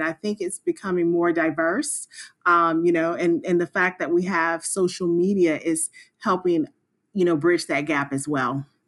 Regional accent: Spartanburg, South Carolina, United States; moved away as an adult; now in Washington, D.C., United States; I am originally from Spartanburg, South Carolina, and I moved to the Washington, D C area about twenty-one years ago

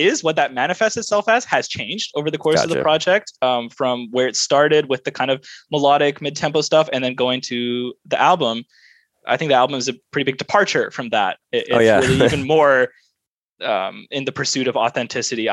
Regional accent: Vancouver, British Columbia, Canada; born and raised in Vancouver, Canada.

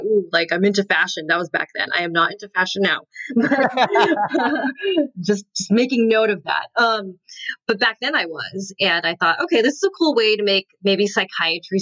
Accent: Southern California, United States; moved away as an adult; also born or lived in North Carolina; I had moved away because I'm from Southern California

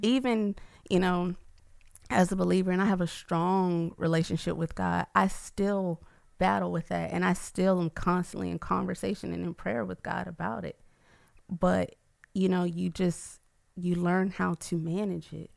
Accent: Atlanta, Georgia, United States; moved away as an adult; now in Baton Rouge, United States; I'm originally from Atlanta

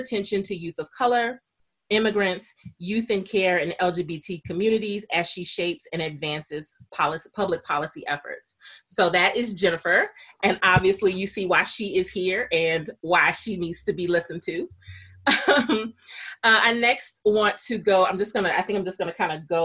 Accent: Milwaukee, Wisconsin, United States; I grew up in Milwaukee, Wisconsin, in the Midwest.

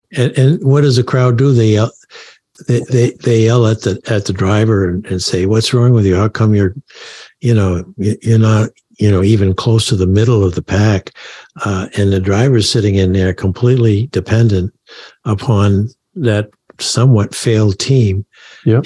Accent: Maine, United States; I was from Maine

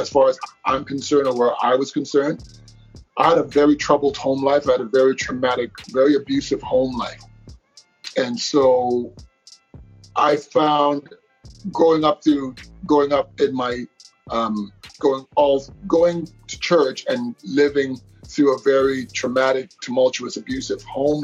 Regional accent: Toronto, Ontario, Canada; Born and raised in Toronto, Ontario, Canada.

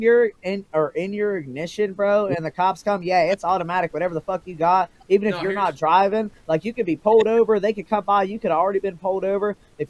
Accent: Ohio, United States

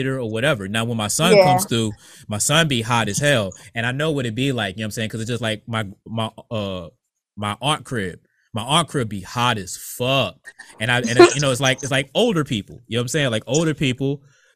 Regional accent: Norfolk, Virginia, United States; also born or lived in Bertie County, North Carolina; now in Ohio, United States; we're from Norfolk

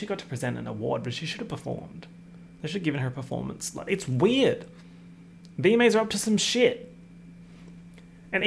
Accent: Australia; accent: Australian; my accent, my Australian accent

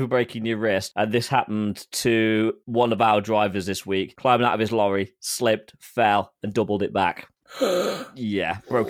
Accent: England, United Kingdom; moved away as an adult; also born or lived in United States; I don't think I'll ever be fully English, let's face it. Through birth, I am

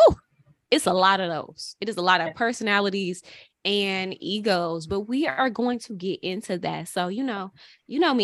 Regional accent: St. Louis, Missouri, United States; we are all from the Midwest, from St. Louis

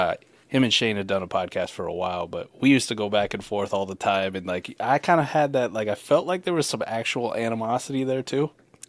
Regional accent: Iowa, United States; I'm from Iowa

